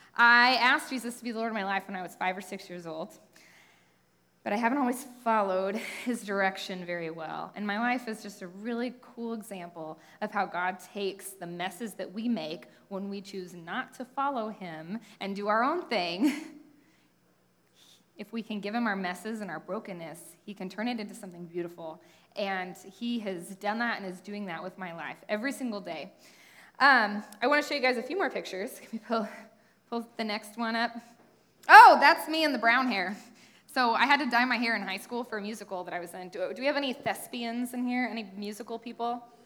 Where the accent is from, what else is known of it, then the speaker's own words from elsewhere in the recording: Utah, United States; also born or lived in Las Vegas, Nevada / Kansas City; So then I moved to Southern Utah, and then my dad went to seminary at Midwestern in Kansas City, and so my family moved here.